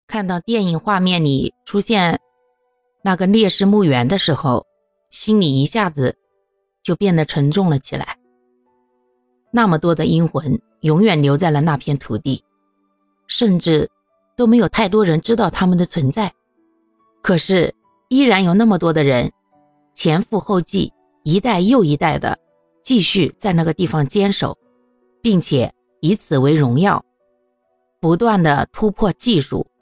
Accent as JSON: {"language": "Chinese", "country": "China", "said": "我们中国人"}